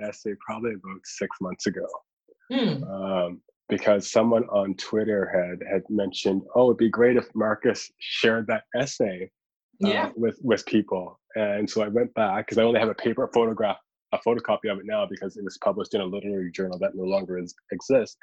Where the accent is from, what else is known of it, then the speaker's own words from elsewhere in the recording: Halifax, Nova Scotia, Canada; me really trying to find my place as a Black person growing up in Halifax on Canada's East Coast